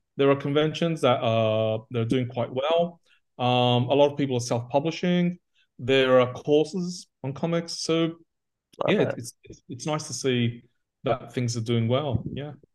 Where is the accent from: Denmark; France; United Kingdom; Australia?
Australia; moved away as an adult; also born or lived in Athens, Greece; I was brought up in Australia, so I'm totally a superhero kid